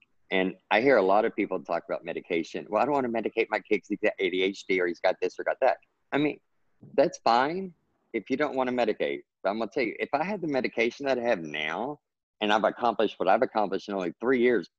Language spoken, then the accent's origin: English; Texas, United States; I grew up in Texas. So I always tell everybody, well, Texas is my native language and then English is my second language because we speak totally different in Texas